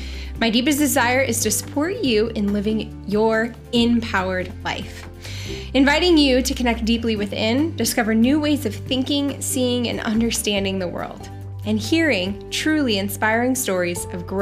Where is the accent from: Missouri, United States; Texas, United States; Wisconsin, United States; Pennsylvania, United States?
Missouri, United States; Kansas City; Joining you from my hometown of Kansas City, a large city with a hometown feel.